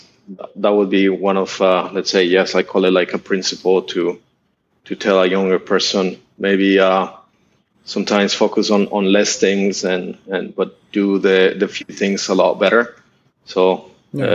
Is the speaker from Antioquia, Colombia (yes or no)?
no; Bogotá, Colombia; moved away as an adult; also born or lived in San Francisco, United States; now in Southeast Asia; My dad is Colombian. My mom is Russian. I grew up in Bogota